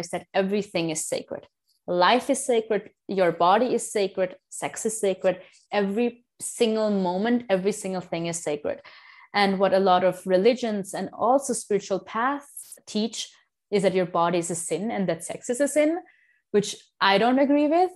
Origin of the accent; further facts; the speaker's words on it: India; I am from India, both of my parents are 100% from India